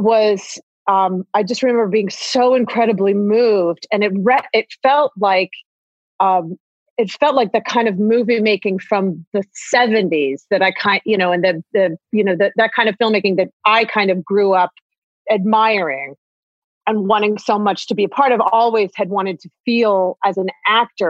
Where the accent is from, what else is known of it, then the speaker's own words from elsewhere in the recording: Ohio, United States; I'm from Ohio. Like I grew up doing theater.